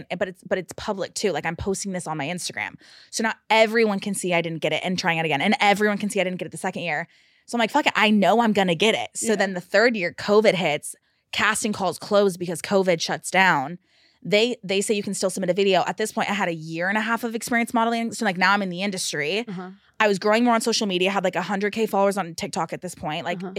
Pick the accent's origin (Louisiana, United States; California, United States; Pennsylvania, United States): California, United States; Bay Area, Northern California.